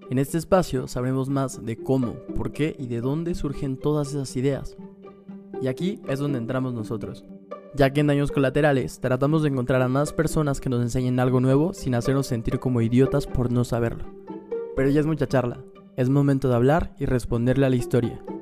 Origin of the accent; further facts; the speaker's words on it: Ecuador; Sí, yo nací en Ecuador.